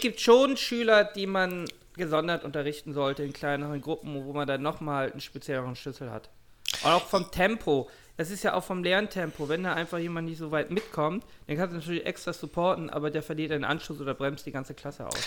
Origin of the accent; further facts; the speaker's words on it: Hamburg, Germany; ich bin in Hamburg aufgewachsen